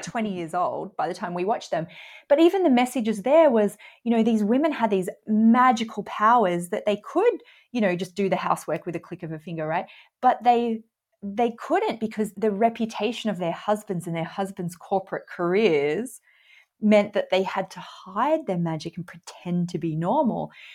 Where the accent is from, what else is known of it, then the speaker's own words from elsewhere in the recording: Australia; I'm Australian